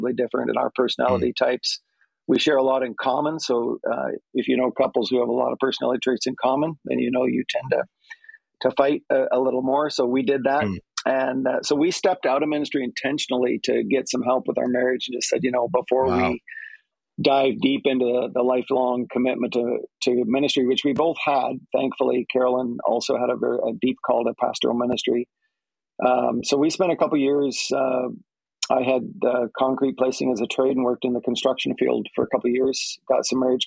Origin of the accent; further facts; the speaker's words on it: United States; I'm an American kid